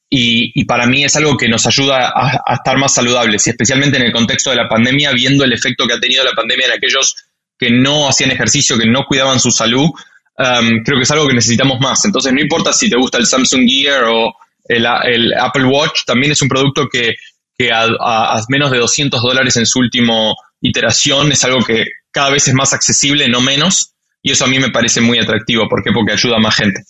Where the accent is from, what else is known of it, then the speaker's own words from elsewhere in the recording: Argentina; soy argentino